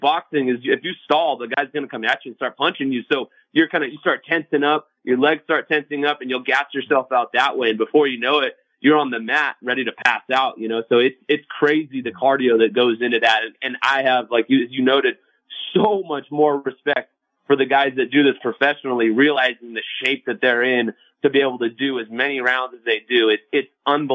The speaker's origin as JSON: {"language": "English", "region": "Southern California", "country": "United States", "moved": "yes", "lives_now": "Las Vegas, United States", "said": "I'm from Southern California"}